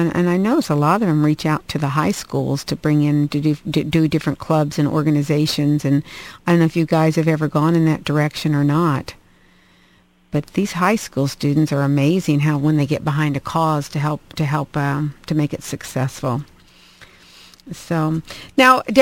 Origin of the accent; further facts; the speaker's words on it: Indiana, United States; I'm from Indiana.